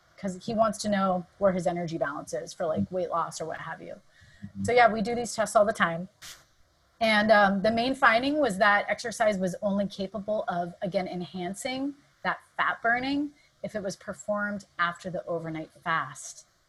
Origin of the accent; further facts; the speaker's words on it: Southern California, United States; moved away as an adult; also born or lived in San Diego / Santa Barbara / San Francisco; now in San Francisco Bay Area, United States; Southern California is where I was born and raised